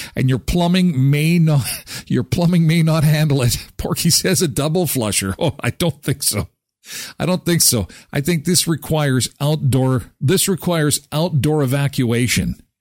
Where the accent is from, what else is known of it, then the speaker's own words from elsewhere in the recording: Canada; being Canadian